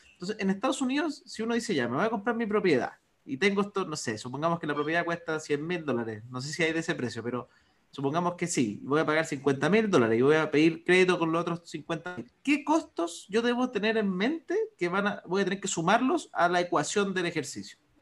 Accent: Chile

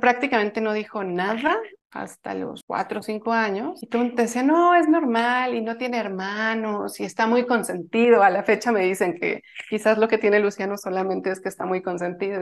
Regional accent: Mexico; soy de México

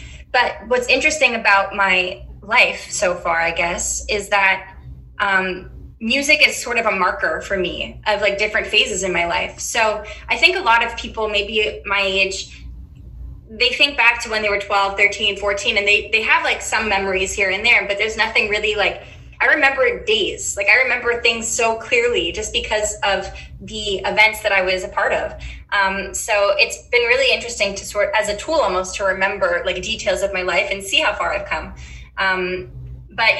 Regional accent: Montreal, Quebec, Canada; growing up in Montreal, I had my family always by my side and my friends

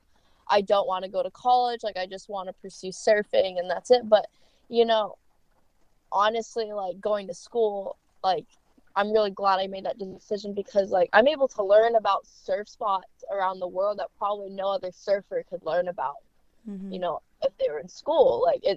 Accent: Kaneohe, Hawaii, United States; I was just born and raised in Kaneohe Bay, Oahu, Hawaii

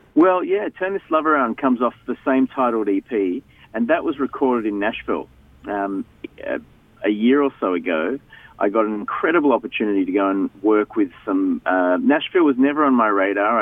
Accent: Melbourne, Victoria, Australia; I grew up in Melbourne.

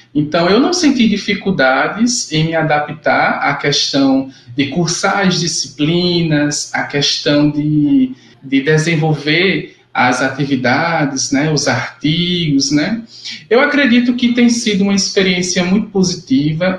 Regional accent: João Pessoa, Paraíba, Brazil; now in Sapé, Brazil; Sou natural de João Pessoa, Paraíba, e atualmente eu resido em Sapé

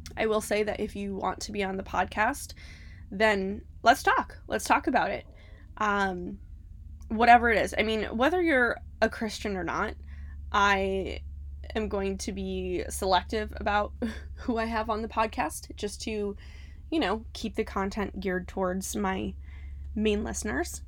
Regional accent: Cleveland, Ohio, United States; moved away as an adult; now in Florida, United States; We're originally from Cleveland, Ohio.

